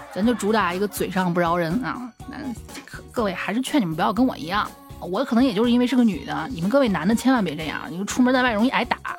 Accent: Xi'an, Shaanxi, China; 我们西安这边

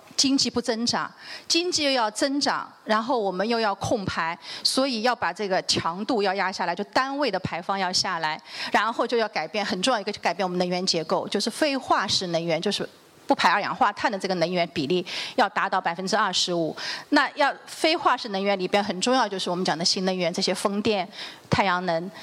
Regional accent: China; 我们中国人

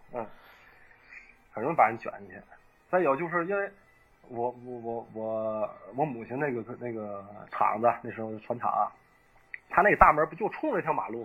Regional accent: Tanggu, Tianjin, China; 在我们塘沽啊，就海河那边嘛

